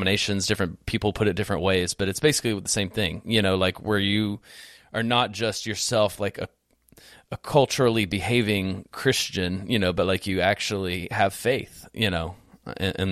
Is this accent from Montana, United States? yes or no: no; The Woodlands, Texas, United States; also born or lived in Houston; I grew up in a great home, and we went to church as a family, like when we lived down in Houston proper, until like second or third grade. And then we moved from Houston proper up to the Woodlands